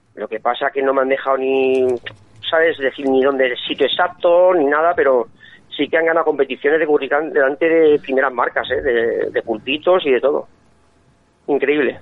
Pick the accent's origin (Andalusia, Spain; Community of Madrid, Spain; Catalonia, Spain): Community of Madrid, Spain; Fuenlabrada; moved away; yo vivo aquí, pero yo soy de Fuenlabrada